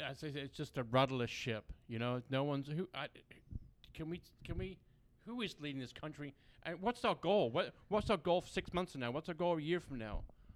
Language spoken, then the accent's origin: English; Brighton, South East England, United Kingdom; now in United States; I'm from Brighton, England, born and raised in England.